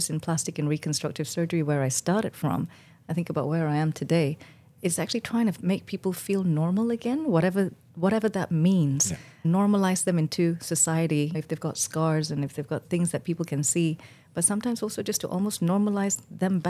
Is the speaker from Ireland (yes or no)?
no; Malaysia; moved away as an adult; now in United Kingdom; I was born in Malaysia and to a family of doctors and nurses